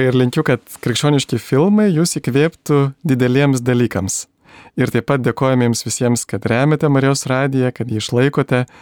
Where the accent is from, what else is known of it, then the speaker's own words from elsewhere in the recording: Lithuania; mes lietuviai